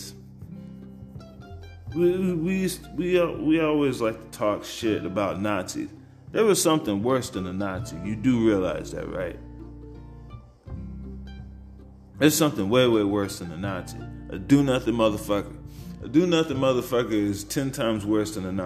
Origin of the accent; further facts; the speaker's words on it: San Antonio, Texas, United States; Even when I was in high school, growing up in San Antonio